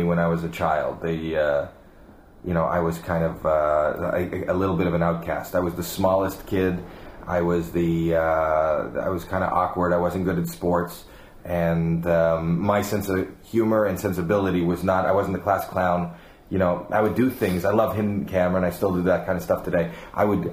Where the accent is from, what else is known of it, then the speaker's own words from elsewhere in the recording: Toronto, Ontario, Canada; I'm from Toronto, Canada. I grew up in normal suburban middle class beginnings.